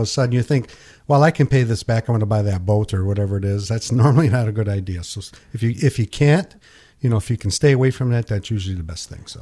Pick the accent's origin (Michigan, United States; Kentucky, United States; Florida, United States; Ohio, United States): Michigan, United States; Pinconning; when I grew up in Pinconning, I sold night crawlers